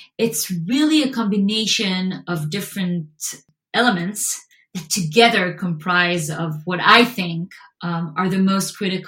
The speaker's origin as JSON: {"language": "English", "country": "Israel", "tie": "born or raised there", "second_language": "English", "said": "And so growing up in Israel, you actually get a lot of opportunities to train behaviors and personality traits and skills that are more on the creative side"}